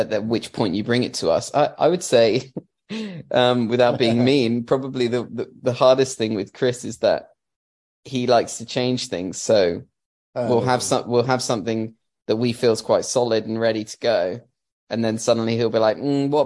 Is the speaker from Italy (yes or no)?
no; Milton Keynes, South East England, United Kingdom; we're from Milton Keynes in England